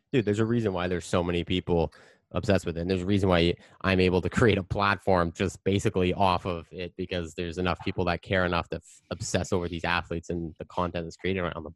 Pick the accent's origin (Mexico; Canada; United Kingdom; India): Canada; I'm Canadian